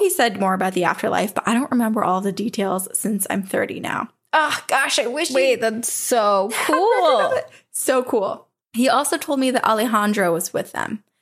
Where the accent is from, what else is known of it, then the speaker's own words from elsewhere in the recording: San Diego, California, United States; I'm from San Diego, California, and most of my family is from Mexico.